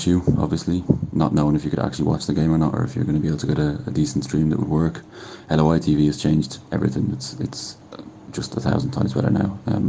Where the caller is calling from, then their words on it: Hamburg, Germany; I'm in Germany. I'm calling in from Hamburg, from Altonalstadt in Hamburg. I've been in Germany since 2014, actually.